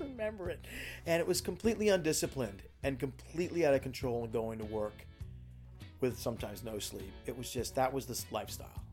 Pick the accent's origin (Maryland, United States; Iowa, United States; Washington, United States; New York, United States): New York, United States; moved away; also born or lived in Florida; I was born in New York. I moved down to Florida with my family.